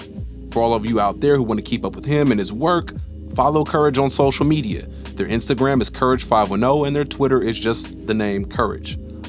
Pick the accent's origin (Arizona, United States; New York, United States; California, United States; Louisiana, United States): California, United States; Oakland; I spent a lot of time in my childhood growing up in the Dubs as well, right, in that Fruitvale neighborhood.